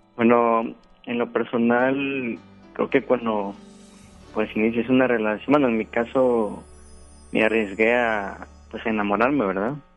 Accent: Veracruz, Mexico; moved away as an adult; now in Guadalupe, Mexico; yo no soy de, este estado, ¿verdad? Yo soy del estado de Veracruz. ya tengo acá tres años me vine a trabajar

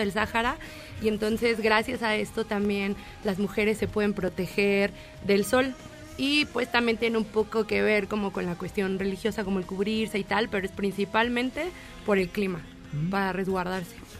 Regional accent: Mexico; nosotros como mexicanos éramos como muy abiertos

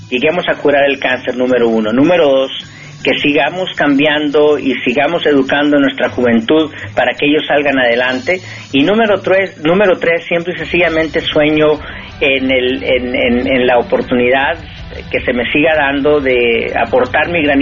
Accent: Mexico; moved away as an adult; also born or lived in California, United States; now in United States; no por el hecho de que yo salí de México he dejado de ser mexicano o he dejado de contribuir a mi país.

